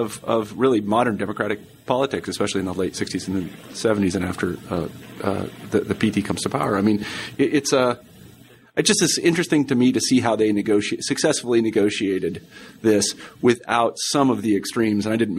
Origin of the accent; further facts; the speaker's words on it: Kansas, United States; I'm from Kansas, so I'm like, I know exactly what this guy's thinking.